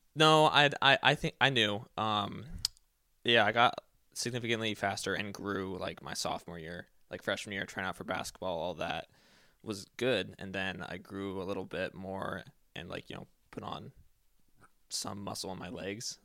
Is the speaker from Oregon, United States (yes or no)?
yes; Eugene, Oregon, United States; I was born and raised in Eugene, Oregon